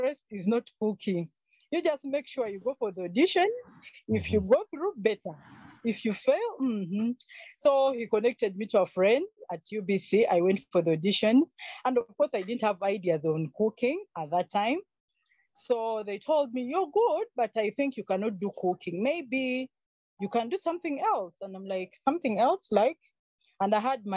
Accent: Tororo, Eastern Region, Uganda; moved away as an adult; also born or lived in Entebbe, Uganda; now in Kampala, Uganda; I grew up partly in Tororo I was born in Entebbe, but later on, I was taken to the village by my mom.

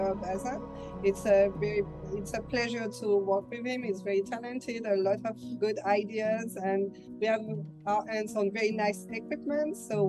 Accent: Martinique; moved away as an adult; also born or lived in Strasbourg, France / Davis, California, United States; I'm originally from Martinique, a French island in the Caribbean.

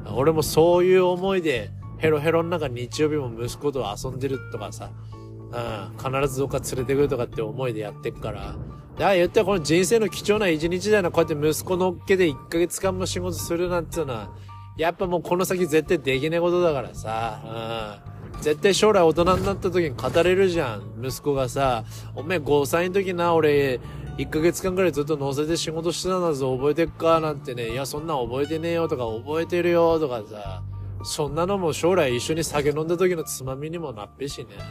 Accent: Sendai, Miyagi, Japan; 地元の仙台 89ers

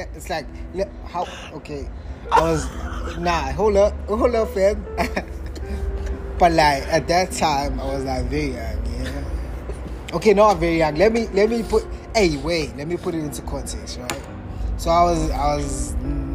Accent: South Africa; As South Africans

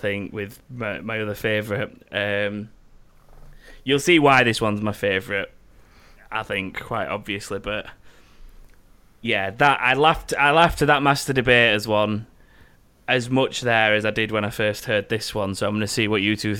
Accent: Sheffield, Yorkshire and the Humber, United Kingdom; we're from Sheffield

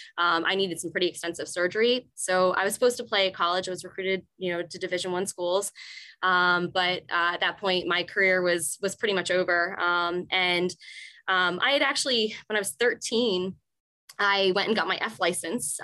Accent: Morristown, New Jersey, United States; I grew up in Morristown, New Jersey, about 15, 20 minutes from where I teach now

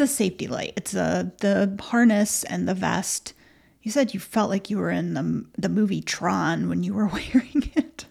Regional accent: Michigan, United States; we're so from Michigan.

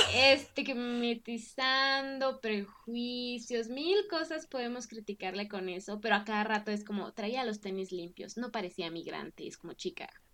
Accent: Mexico; yo soy mexicana y he vivido toda mi vida en México

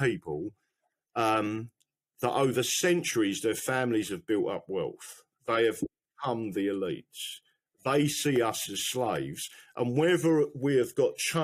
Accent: England, United Kingdom; I'm English

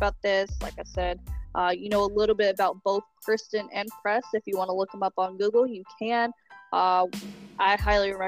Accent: United States; I am proud to say that I am from the United States of America

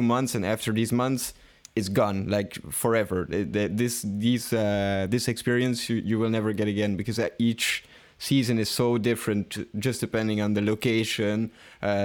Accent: Belgium; I don't really feel such a strong connection with Belgium. Of course, I'm happy living here

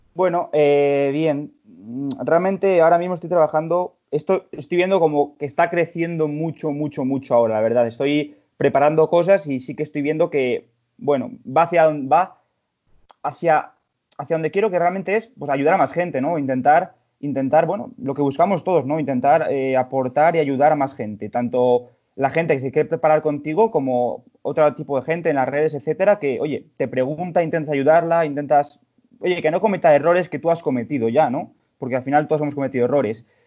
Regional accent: León, Castile and León, Spain; soy de aquí de León también

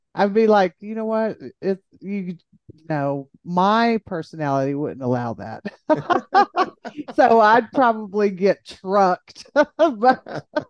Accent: Jayton, Texas, United States; moved away; I don't even live in Jayton anymore, but you know, once Jaybird, always Jaybird

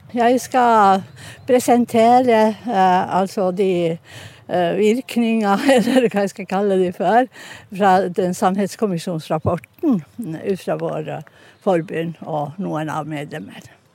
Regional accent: Enontekiö, Lapland, Finland; now in Stavanger, Norway; Jeg er egentlig fra Enontekya, men bor i Stavanger

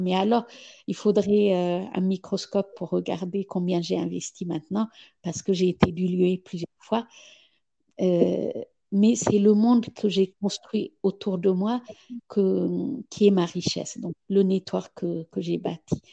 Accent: Ethiopia; moved away; quand j'ai quitté l'Éthiopie il, y a, il y a 35 ans

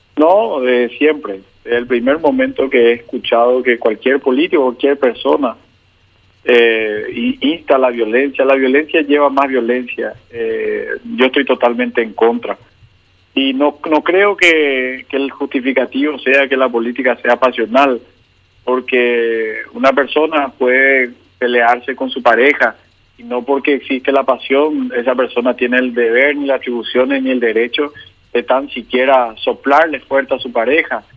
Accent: San Lorenzo, Central, Paraguay; voto y me crié en San Lorenzo, así que esta es mi ciudad

